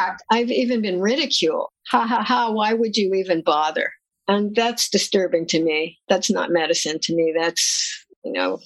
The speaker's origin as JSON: {"language": "English", "country": "United States", "tie": "born or raised there", "also_born_or_lived": "New Jersey", "said": "I grew up in New York and New Jersey. You can probably hear it in my voice"}